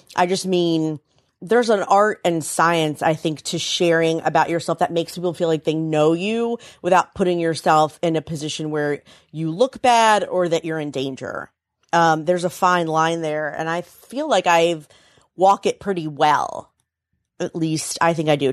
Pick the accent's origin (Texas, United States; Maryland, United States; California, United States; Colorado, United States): Maryland, United States; Frederick; I grew up in Frederick, Maryland